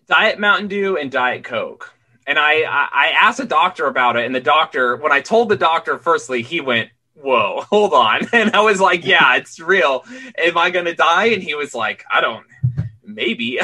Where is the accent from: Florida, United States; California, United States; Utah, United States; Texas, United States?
Utah, United States; also born or lived in Queens, New York; now in New York City, United States